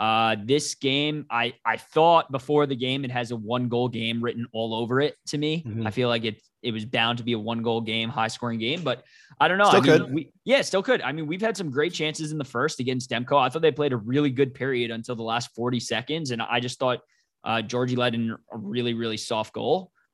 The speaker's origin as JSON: {"language": "English", "town": "Boston", "region": "Massachusetts", "country": "United States", "tie": "born or raised there", "said": "And growing up in Boston, like in school, in college, I went in, you know, near there."}